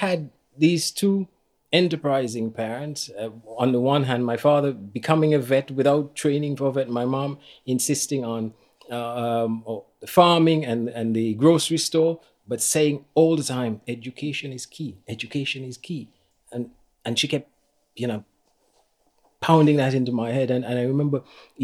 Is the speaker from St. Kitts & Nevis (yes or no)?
yes; St. Kitts & Nevis; moved away as an adult; also born or lived in Washington, D.C.; I grew up on St Kitts